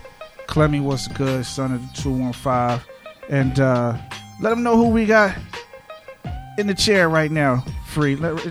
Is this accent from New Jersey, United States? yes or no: yes; Hawthorne, New Jersey, United States; I grew up in Hawthorne.